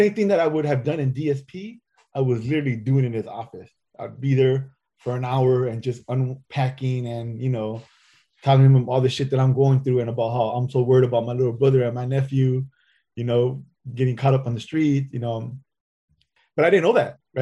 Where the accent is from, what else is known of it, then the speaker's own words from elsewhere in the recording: Southern California, United States; I'm from Southern California, so I'm a Sureño